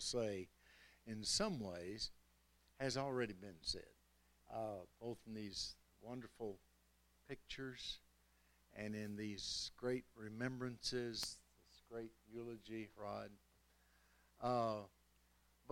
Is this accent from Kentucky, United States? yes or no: yes; Kentucky, United States; moved away; I was from Kentucky